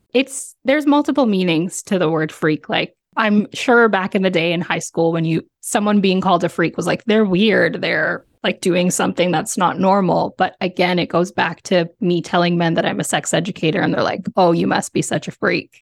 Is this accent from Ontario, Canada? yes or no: yes; Ontario, Canada; born and raised in, in Ontario, Canada